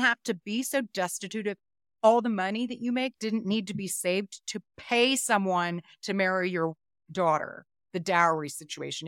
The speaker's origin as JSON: {"language": "English", "country": "United States", "lives_now": "Denver, United States", "said": "I'm American"}